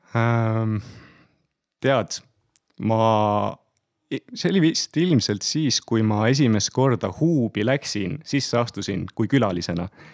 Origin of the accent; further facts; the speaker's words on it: Pärnu, Pärnu County, Estonia; olen Pärnus kohalik poiss, et Pärnus sündinud, põline pärnakas. terve elu siiamaani üsnagi, üsnagi seal veetnud ja elanud